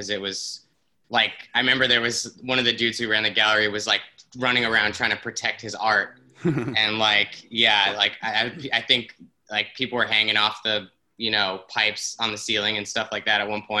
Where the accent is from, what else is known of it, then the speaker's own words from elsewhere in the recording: Toronto, Ontario, Canada; moved away; I'm from Toronto.